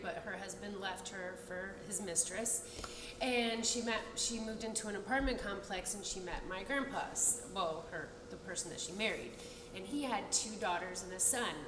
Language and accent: English; Tampa, Florida, United States; also born or lived in Fort Lauderdale, Florida; I was born and raised in Tampa, Florida